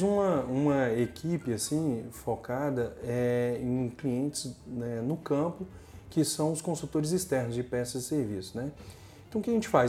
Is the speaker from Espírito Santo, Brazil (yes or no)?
yes; Linhares, Espírito Santo, Brazil; also born or lived in Mucurici, Espírito Santo; Eu nasci em Linhares